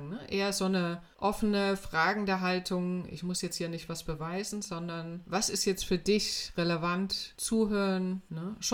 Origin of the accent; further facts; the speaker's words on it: Weimar, Thuringia, Germany; ich bin äh, in Weimar aufgewachsen und zwar zu einer Zeit, als das noch DDR war.